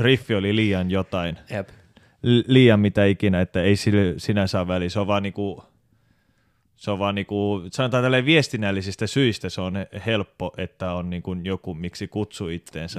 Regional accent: Helsinki, Uusimaa, Finland; moved away as an adult; now in Turku, Finland; mä oon alun perin Helsingistä. Mä muutin 2012 Turkuun

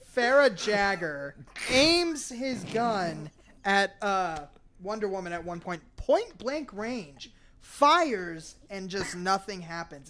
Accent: Arizona, United States; I'm from Arizona

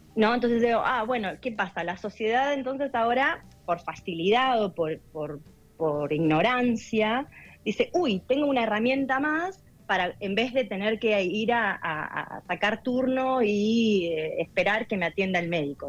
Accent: Darregueira, Buenos Aires Province, Argentina; moved away as an adult; also born or lived in Bahía Blanca, Argentina / United States; yo hice, bueno, en primaria y secundario acá en, en Darreira

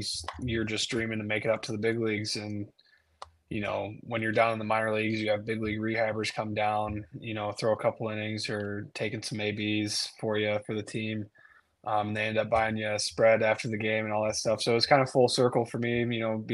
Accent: Michigan, United States; I'm from Michigan, and you know that was my team growing up

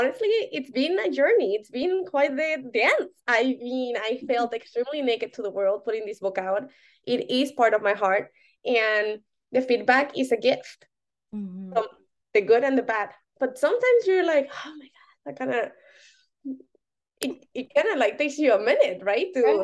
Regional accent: Mexico City, Mexico; So I'm from Mexico City, and one of the categories was on the Mexico City and the history.

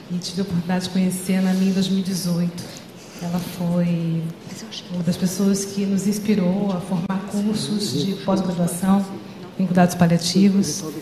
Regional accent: Rio de Janeiro, Brazil; sou psicóloga, psicooncologista, paliativista, sou do Rio de Janeiro.

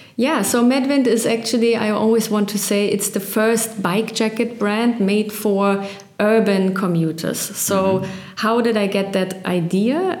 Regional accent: Berlin, Germany; I was born on the east and have gone through a lot through Berlin.

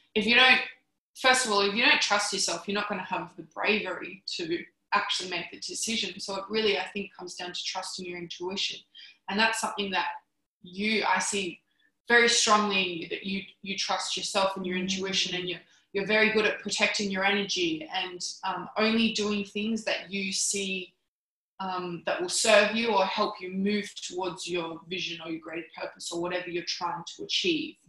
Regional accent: Canberra, Australian Capital Territory, Australia; I'm from Canberra

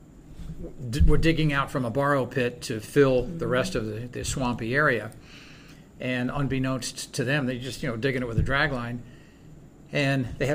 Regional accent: Clearwater, Florida, United States; born or raised there

